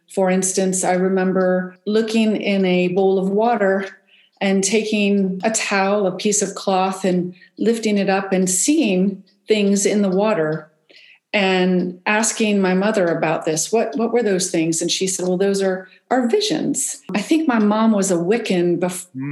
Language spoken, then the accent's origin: English; West Virginia, United States; I grew up in West Virginia, and we were outside all the time